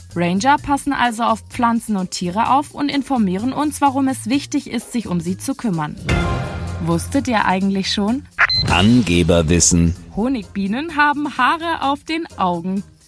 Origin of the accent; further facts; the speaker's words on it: Germany; Bei uns in Deutschland